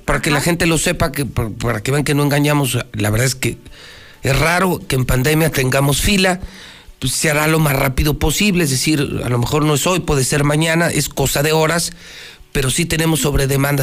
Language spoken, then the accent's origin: Spanish; Mexico; como mexicano